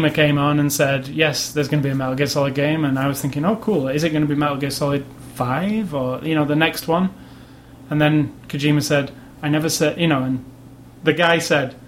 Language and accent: English; United Kingdom; I'm from Britain